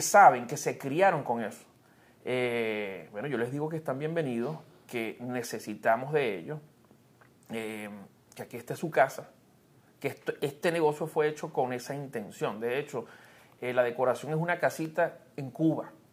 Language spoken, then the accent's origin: Spanish; Venezuela; moved away; mi país